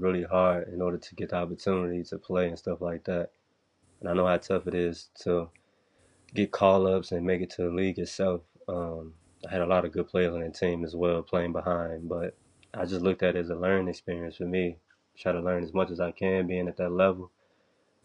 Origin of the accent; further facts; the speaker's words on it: Chicago, Illinois, United States; moved away as an adult; I come from Chicago